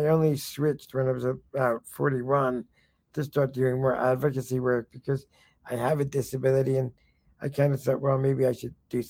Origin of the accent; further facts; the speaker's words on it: New York, United States; also born or lived in California; I came from California originally. Originally I came from New York, but last stop was California.